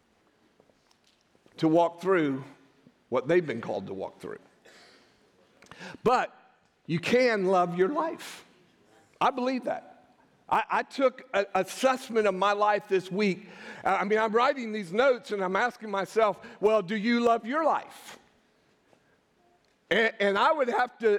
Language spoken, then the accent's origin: English; United States; we are American Christians